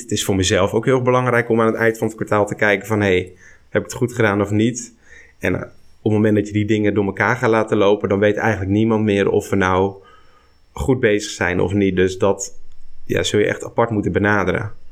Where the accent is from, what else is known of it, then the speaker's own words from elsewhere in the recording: Barneveld, Gelderland, Netherlands; Ik kom uit Barneveld, plaatsje op de Veluwe